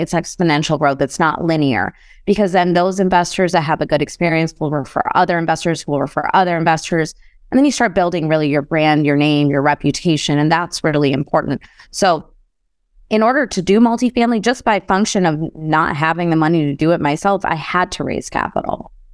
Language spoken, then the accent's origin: English; Chicago, Illinois, United States; I grew up in Chicago